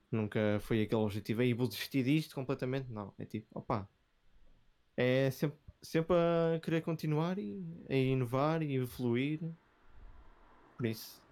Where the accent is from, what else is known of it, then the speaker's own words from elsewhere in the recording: Vila Nova de Gaia, Norte, Portugal; eu sou de Gaia